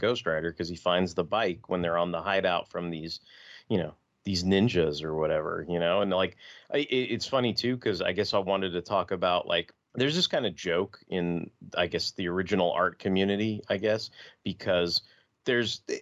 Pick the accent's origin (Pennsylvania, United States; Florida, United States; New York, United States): New York, United States; New York City; I was born in Brooklyn